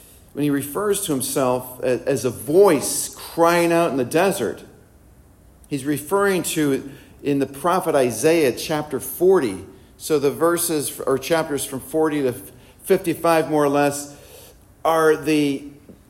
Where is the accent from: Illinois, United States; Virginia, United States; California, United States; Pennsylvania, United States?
Illinois, United States; moved away; also born or lived in Philadelphia; I'm from Illinois